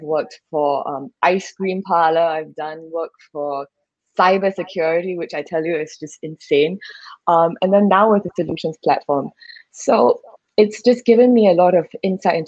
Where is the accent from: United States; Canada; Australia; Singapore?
Singapore; moved away as an adult; now in Thailand; it is my home country after all, so I know it like the back of my hand